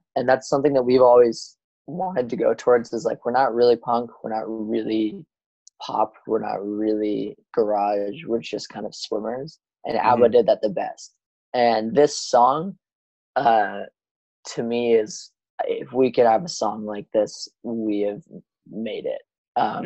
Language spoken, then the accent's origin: English; Piedmont, California, United States; I grew up in this town called Piedmont, California. It's surrounded by Oakland. I'm actually here right now.